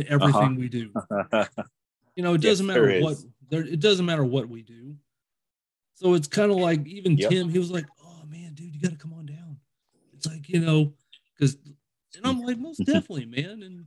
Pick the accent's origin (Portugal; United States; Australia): United States; Indiana; growing up in Indiana, I've always been a Cincinnati Reds fan